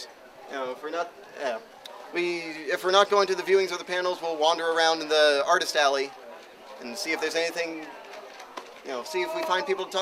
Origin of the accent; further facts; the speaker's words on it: State College, Pennsylvania, United States; State College. I live here. I'm a townie. I've lived here all my life